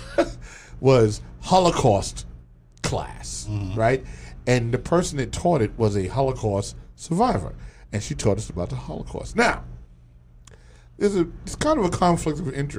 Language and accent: English; New York City, New York, United States; I'm coming home from Christopher Columbus High School. And I'm on the bus, the number 12 bus, coming down Fordham Road